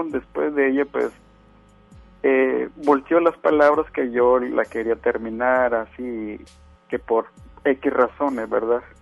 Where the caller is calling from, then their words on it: Apodaca, Nuevo León, Mexico; Pues sí, es Apodaca.